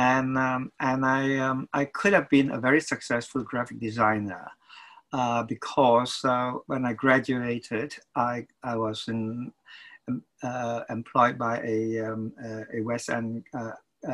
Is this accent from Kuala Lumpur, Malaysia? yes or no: yes; Kuala Lumpur, Malaysia; moved away as an adult; now in London, United Kingdom; I was born in Kuala Lumpur, Malaysia. As a little boy, my mother took me to see all those wonderful MGM musicals